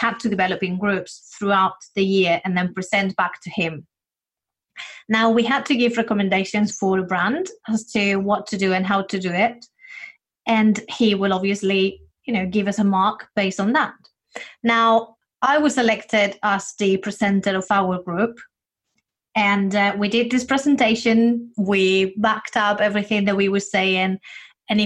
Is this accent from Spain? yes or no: yes; Spain; moved away as an adult; now in United Kingdom; when I came to the UK, I'm originally from Spain